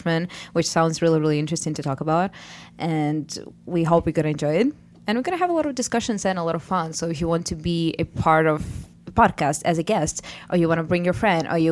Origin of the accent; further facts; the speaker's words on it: Ukraine; moved away as an adult; now in Alfred, United States; we are from Ukraine, two of us here